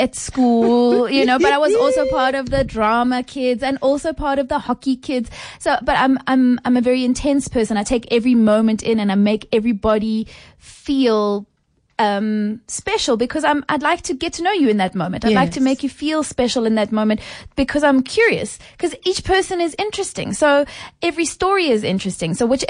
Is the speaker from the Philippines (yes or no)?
no; South Africa; And my understanding of being a South African that is not taken care of by its society by virtue of being poor was a big wake up call.